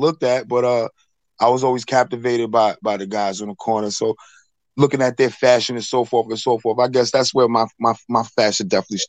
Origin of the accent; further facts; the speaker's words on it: South Huntington, New York, United States; I'm from South Huntington. I'm from Long Island.